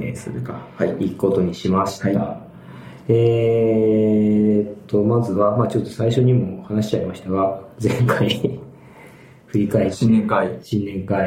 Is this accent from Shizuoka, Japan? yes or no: yes; Hamamatsu, Shizuoka, Japan; moved away; 地元に戻り、地元浜松